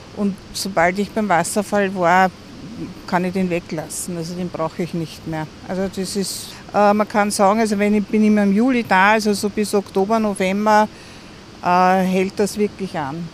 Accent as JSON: {"language": "German", "region": "Vienna", "country": "Austria", "said": "Ich komme aus Wien"}